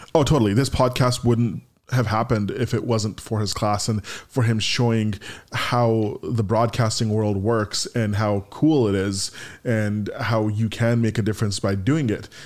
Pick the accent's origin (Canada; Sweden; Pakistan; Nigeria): Canada; in my hometown or my home country of Canada